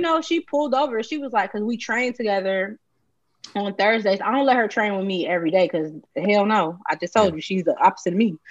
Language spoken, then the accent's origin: English; Chicago, Illinois, United States; Chicagoans only eat that shit when we really want it